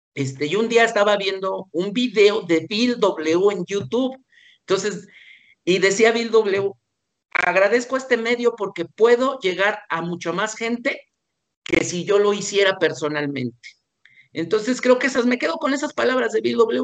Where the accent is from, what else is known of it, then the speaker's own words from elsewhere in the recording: Mexico; así como somos los mexicanos